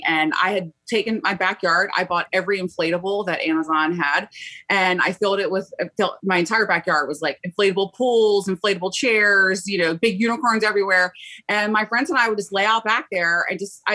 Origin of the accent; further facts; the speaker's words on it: Baltimore, Maryland, United States; I'm from Baltimore, Maryland